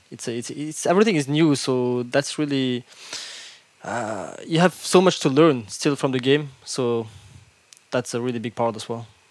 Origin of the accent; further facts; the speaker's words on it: Brussels, Brussels-Capital Region, Belgium; English is a second language; I born in Brussels. Uh, I'm originally from Morocco. My family is from Morocco, but I have been living here all my life